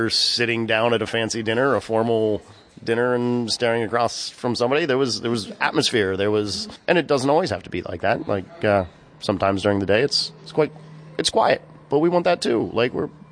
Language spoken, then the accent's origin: English; Shenandoah Valley, Virginia, United States; also born or lived in New York City; now in Sullivan County, United States; my hometown in Virginia, in the Shenandoah Valley